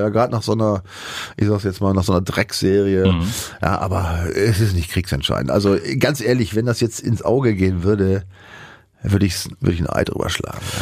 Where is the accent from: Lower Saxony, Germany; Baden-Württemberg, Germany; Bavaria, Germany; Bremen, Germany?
Bremen, Germany; ich komme ja zum einen aus der Ecke, habe da gespielt bei dem Verein